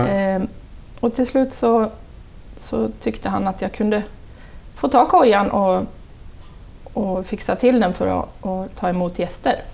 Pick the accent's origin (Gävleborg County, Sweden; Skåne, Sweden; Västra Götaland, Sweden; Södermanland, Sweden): Gävleborg County, Sweden; Sandviken; also born or lived in Åmot / Ockelbo; jag brukar säga att jag är från Åmot